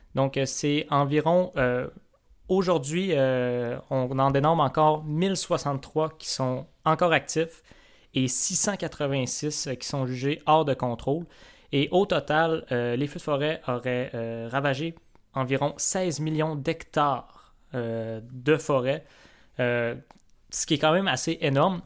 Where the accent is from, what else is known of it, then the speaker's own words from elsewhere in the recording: Quebec, Canada; moved away; ma terre natale et, euh, ta terre d'accueil, on peut dire ça comme ça, donc, euh, le Seigne Lac-Saint-Jean